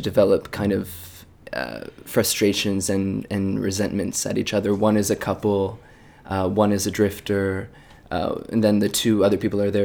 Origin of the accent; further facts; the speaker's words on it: just north of Philadelphia, Pennsylvania, United States; moved away as an adult; now in New York City, United States; I'm originally from Pennsylvania, just north of Philadelphia